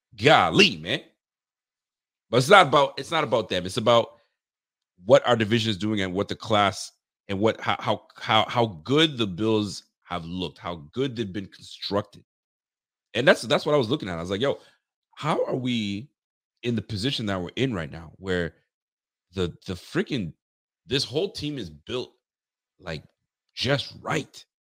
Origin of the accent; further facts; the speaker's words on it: Ontario, Canada; now in Nova Scotia, Canada; I'm from Canada, brother. Born and raised in Ontario, and, uh, I'm living in, uh, Nova Scotia now.